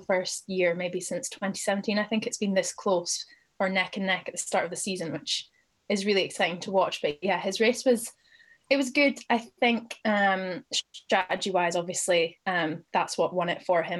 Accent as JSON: {"language": "English", "town": "Aberdeen", "region": "Scotland", "country": "United Kingdom", "moved": "yes", "lives_now": "London, United Kingdom", "said": "I am from Aberdeen in Scotland"}